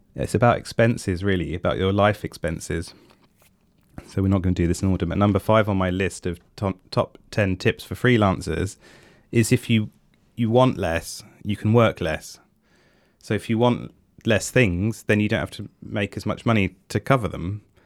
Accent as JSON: {"language": "English", "region": "England", "country": "United Kingdom", "said": "I am English"}